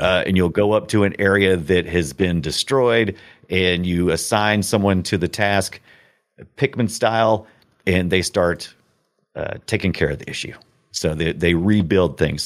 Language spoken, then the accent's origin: English; United States; I'm such an American